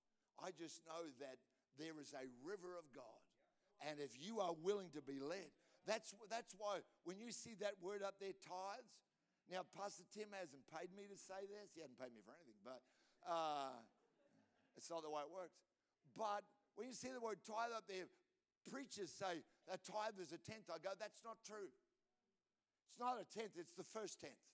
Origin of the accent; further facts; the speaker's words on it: Australia; I'm an Australian